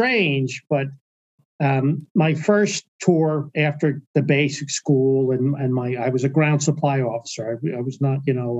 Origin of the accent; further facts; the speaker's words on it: Hazlet, New Jersey, United States; I'm from Haslett, New Jersey